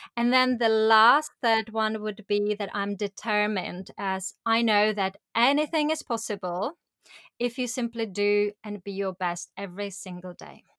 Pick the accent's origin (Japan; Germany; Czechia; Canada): Czechia; Prague; moved away as an adult; I went on to build my life career in Prague, in my hometown